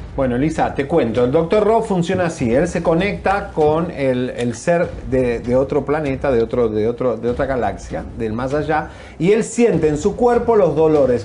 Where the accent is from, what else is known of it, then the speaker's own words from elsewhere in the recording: Argentina; moved away as an adult; also born or lived in Miami; En mi léxico argentino